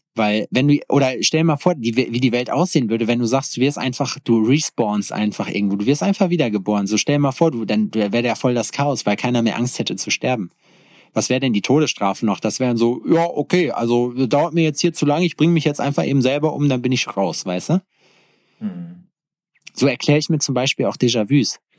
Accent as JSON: {"language": "German", "region": "North Rhine-Westphalia", "country": "Germany", "tie": "born or raised there", "moved": "yes", "said": "in meinem Heimatort Schexmühle. Shoutout an Schexmühle 58 Represent. Und äh, so ein kleines Nest zwischen Hagen und Lüdenscheid im Nordrhein-Westfalia"}